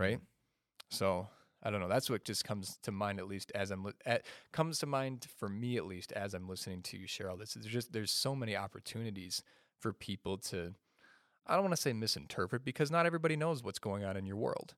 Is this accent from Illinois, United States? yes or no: yes; Chicago, Illinois, United States; I'm from the state of Illinois, but I'm from the Chicagoland area.